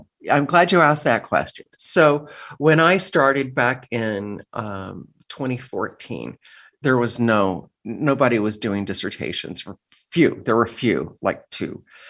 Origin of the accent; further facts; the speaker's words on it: San Diego, California, United States; So I am a child of the border. I grew up here in San Diego and later graduated from San Diego State with a degree in classical guitar